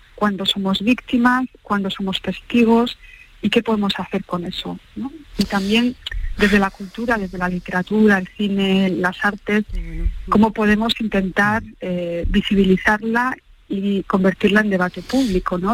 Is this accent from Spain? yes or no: yes; Basque Country, Spain; crecí en Euskadi en un momento pues, de una violencia ubicua